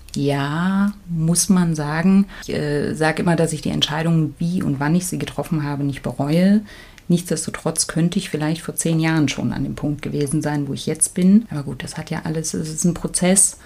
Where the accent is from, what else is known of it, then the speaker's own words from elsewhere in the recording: East Germany, Germany; ich bin ja in der DDR geboren